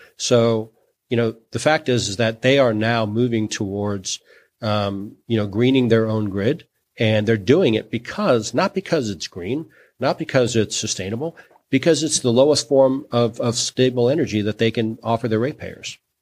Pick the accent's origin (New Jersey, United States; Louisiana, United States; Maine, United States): Louisiana, United States; New Orleans; I'm from New Orleans